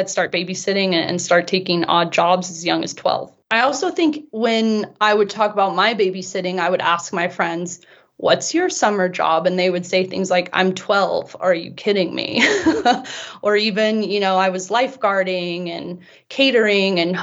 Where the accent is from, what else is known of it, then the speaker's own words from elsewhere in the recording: Bay Area, California, United States; moved away as an adult; also born or lived in Europe; now in Utah, United States; growing up in the Bay Area, I was always surrounded by money and actually grew up in a pretty wealthy area